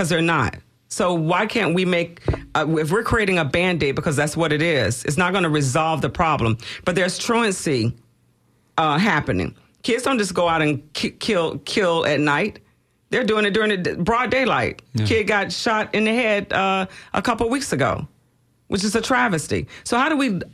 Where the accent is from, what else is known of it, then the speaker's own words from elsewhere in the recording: Tampa, Florida, United States; I grew up in Robles Park, 212 East Kentucky